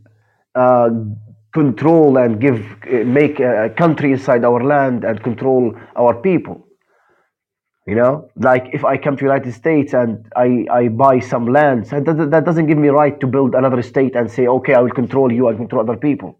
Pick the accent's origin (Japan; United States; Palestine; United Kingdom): Palestine; I'm from Palestine